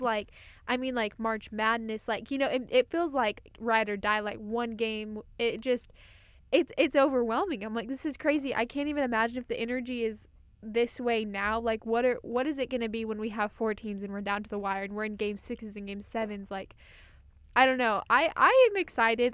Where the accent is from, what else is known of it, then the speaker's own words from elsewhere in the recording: Colorado, United States; I'm from Colorado